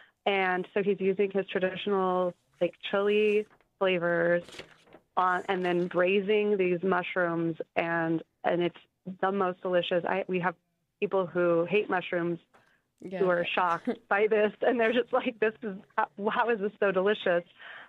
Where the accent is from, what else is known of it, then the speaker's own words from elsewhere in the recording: Albuquerque, New Mexico, United States; I grew up here in Albuquerque and I grew up, in the South Valley and, my childhood was in the, like, all of the 80s